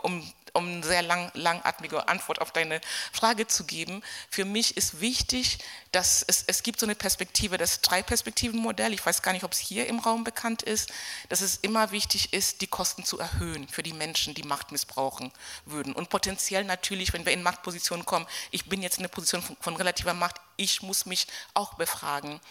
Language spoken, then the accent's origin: German; Kenya; moved away as an adult; now in Germany; ich bin zehn Jahre nach dem Kolonialismus geboren in Kenia, das ist mein, mein Hintergrund. Bin auch dort zur Schule gegangen, habe mein Abitur dort gemacht, bevor ich nach Deutschland gekommen bin.